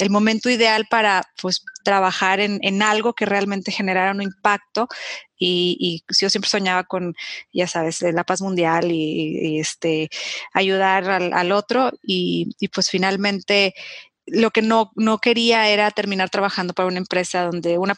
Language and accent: Spanish; Durango, Mexico; En, Durango, yo soy de Durango, este, y, mi mamá siempre colaboraba con las madres vicentinas